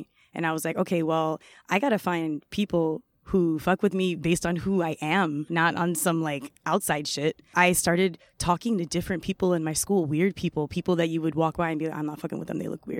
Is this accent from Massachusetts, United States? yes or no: no; White Plains, New York, United States; also born or lived in Bronx; So my family, we moved from the Bronx to White Plains. White Plains is in Westchester. It's more suburban. You know, it's a different vibe. So I went to high school upstate.